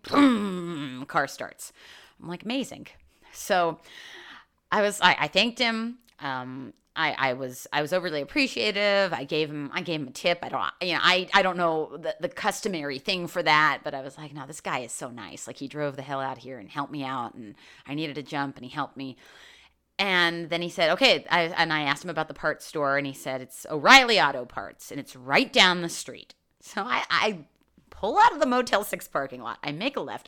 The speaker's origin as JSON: {"language": "English", "town": "New York City", "region": "New York", "country": "United States", "moved": "yes", "said": "I'm from New York"}